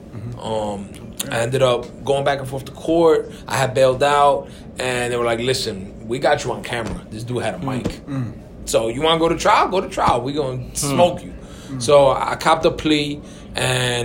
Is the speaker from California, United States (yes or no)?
no; New York City, New York, United States; also born or lived in Puerto Rico; We grew up in New York